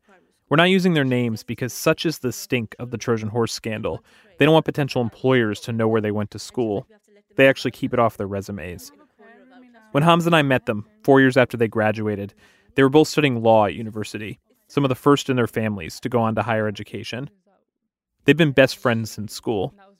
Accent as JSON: {"language": "English", "country": "United States", "said": "as an American"}